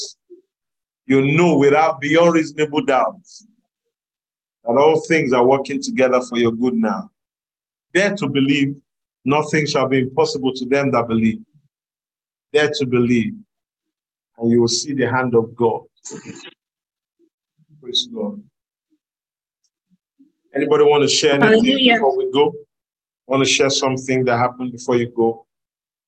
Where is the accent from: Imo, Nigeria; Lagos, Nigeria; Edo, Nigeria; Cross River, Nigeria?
Cross River, Nigeria; I'm from Cross River State, right? I'm from Cross River.